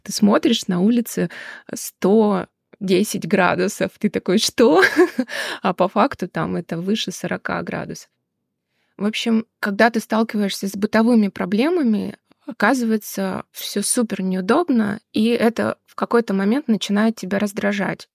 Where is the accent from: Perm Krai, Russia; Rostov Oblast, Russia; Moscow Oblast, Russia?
Rostov Oblast, Russia; Rostov-on-Don; also born or lived in Moscow / Tashkent; now in United States; Сама я из Ростова-на-Дону, но очень много лет жила в Москве